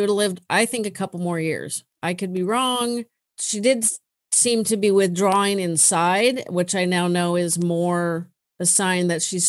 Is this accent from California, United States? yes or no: yes; California, United States; I love my hometown, but holy moly, I'm over it.